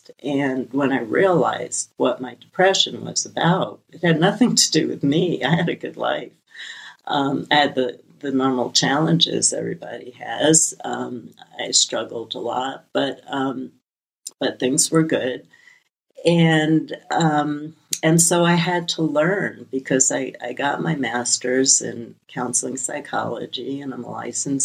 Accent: New York City, New York, United States; I come from Brooklyn, an immigrant family, just an amazing amount of tragedy

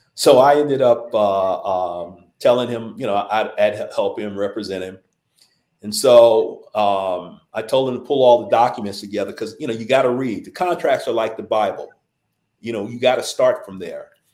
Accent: Los Angeles, California, United States; I grew up in South Central

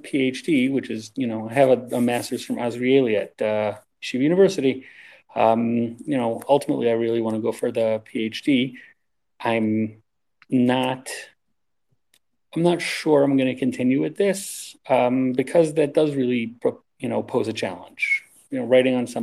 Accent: Baltimore, Maryland, United States; moved away; I'm from Baltimore

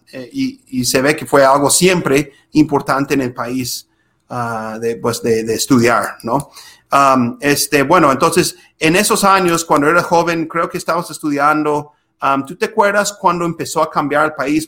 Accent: Minnesota, United States; moved away; also born or lived in Utah; nací en Utah, pero crecí en un estado que se llama Minnesota

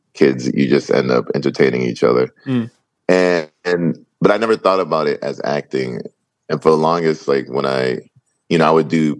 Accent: Boston, Massachusetts, United States; now in Los Angeles, United States; I grew up in Boston, Massachusetts, and New England

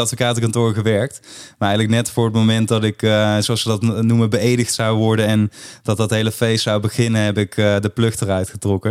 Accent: Limburg, Netherlands; in Limburg, waar ik vandaan kom

